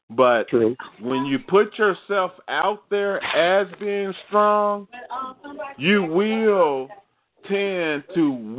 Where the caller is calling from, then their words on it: Evanston, Illinois, United States; I'm calling from Evanston, Illinois, right outside of Chicago.